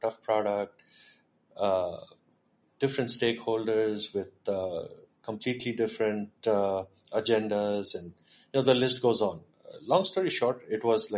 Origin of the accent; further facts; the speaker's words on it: Pune, Maharashtra, India; also born or lived in Michigan; I grew up in Pune. Pune is home.